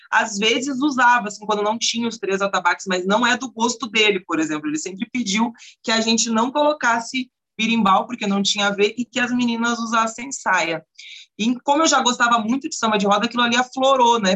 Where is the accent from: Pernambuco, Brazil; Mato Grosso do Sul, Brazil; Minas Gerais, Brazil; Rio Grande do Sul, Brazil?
Rio Grande do Sul, Brazil; also born or lived in Porto Alegre; now in Curitiba, Brazil; Aqui dentro de Curitiba e até mesmo no Rio Grande do Sul, onde eu nasci